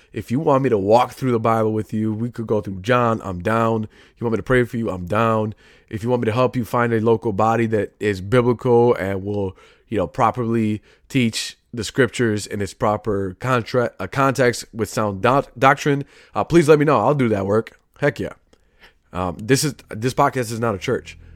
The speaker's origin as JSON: {"language": "English", "town": "Chicago", "region": "Illinois", "country": "United States", "tie": "born or raised there", "said": "I grew up in Chicago, currently still am."}